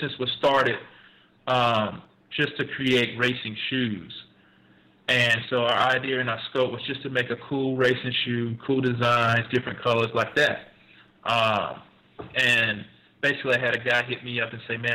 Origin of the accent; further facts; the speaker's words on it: Macon, Georgia, United States; now in Atlanta, United States; I'm originally from Macon, Georgia, which is dead central Georgia